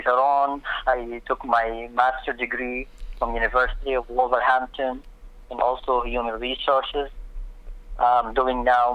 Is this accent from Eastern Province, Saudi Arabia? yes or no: no; Jeddah, Makkah Province, Saudi Arabia; moved away as an adult; also born or lived in United States / United Kingdom / Dubai; I was born in Saudi Arabia. I grew up in Jeddah, Saudi Arabia